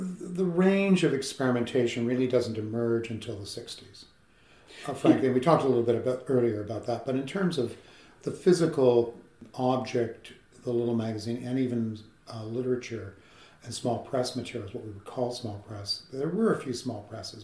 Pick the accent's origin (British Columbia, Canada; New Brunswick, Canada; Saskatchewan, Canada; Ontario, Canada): Ontario, Canada; London; moved away as an adult; also born or lived in Montreal; back to London, Ontario, my hometown